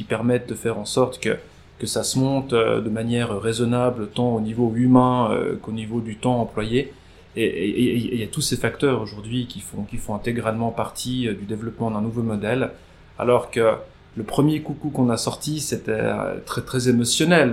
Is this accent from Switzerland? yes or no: yes; Nyon, Vaud, Switzerland; nous étions voisins dans, le même immeuble à Nyon